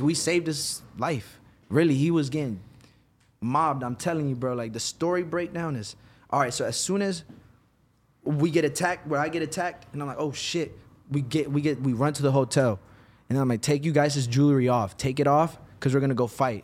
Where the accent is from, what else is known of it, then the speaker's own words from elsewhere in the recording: Virginia, United States; moved away as an adult; now in Los Angeles, United States; originally Virginia. I moved to L A in twenty eighteen.